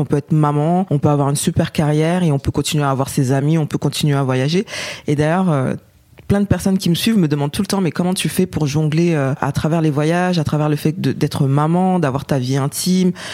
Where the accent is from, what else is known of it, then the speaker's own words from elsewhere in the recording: Paris, Île-de-France, France; je suis française et née à Paris